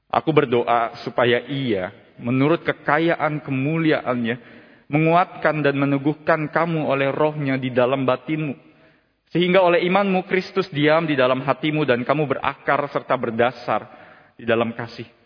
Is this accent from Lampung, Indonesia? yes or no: no; Jakarta, Indonesia; sebagai seseorang yang lahir dan besar di kota Jakarta, Salah satu pengalaman berkesan di Jakarta yang tidak pernah mungkin saya temui di kota-kota lain